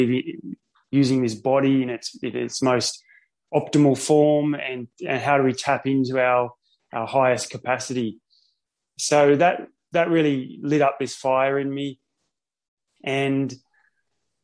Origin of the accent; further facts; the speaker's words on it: Sydney, New South Wales, Australia; now in Noosa, Australia; I grew up in Sydney.